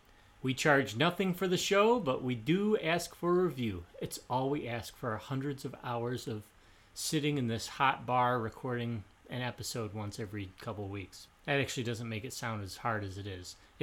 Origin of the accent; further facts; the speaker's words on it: Australia; Accent? What are you talking about? I was raised in Australia.